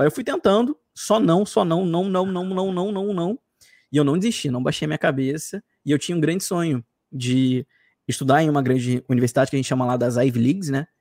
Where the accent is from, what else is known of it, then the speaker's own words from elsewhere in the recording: Rio de Janeiro, Brazil; accent: carioca; eu sou carioca, chio muito